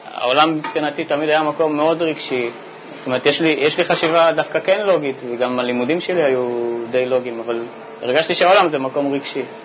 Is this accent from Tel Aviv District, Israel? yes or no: yes; Bat Yam, Tel Aviv District, Israel; Hebrew is a second language; also born or lived in Saint-Denis, France / near Geneva, France; now in Petah Tikva, Israel; הגעתי לארץ בכיתה ג' אה, לבת ים